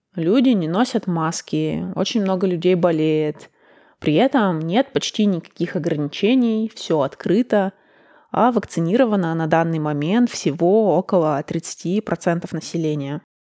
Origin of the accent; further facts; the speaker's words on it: Russia; now in Copenhagen, Denmark; В моем родном городе